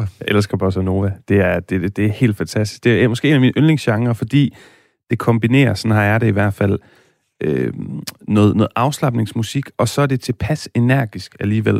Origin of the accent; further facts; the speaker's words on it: Aarhus, Central Denmark Region, Denmark; also born or lived in Spain; Jeg er født og opvokset i Aarhus